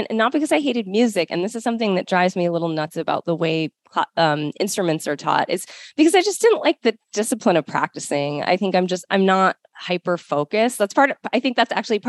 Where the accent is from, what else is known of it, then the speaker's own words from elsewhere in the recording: Baltimore, Maryland, United States; My mom had found a teacher in Maryland, in the Baltimore area where I grew up.